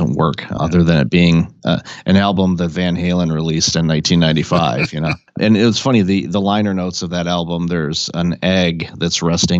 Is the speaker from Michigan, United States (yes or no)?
yes; Detroit, Michigan, United States; I grew up in Detroit